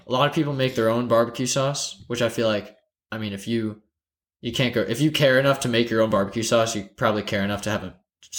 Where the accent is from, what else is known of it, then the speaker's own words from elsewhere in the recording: the South, United States; I'm from the South.